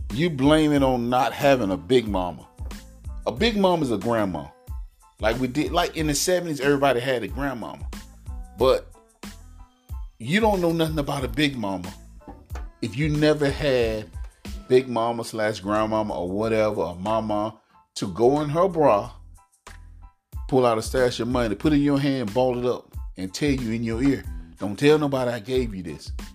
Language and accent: English; United States; I'm African American